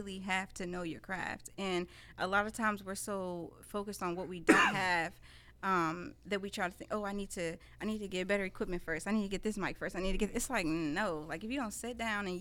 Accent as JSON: {"language": "English", "town": "Indianapolis", "region": "Indiana", "country": "United States", "tie": "born or raised there", "said": "I was born and raised in Southside Indy"}